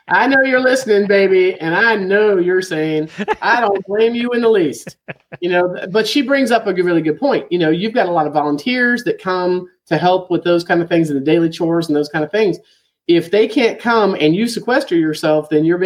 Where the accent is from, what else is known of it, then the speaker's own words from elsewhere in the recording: Florida, United States; moved away; I grew up in Florida drinking the water from the aquifer, and I loved it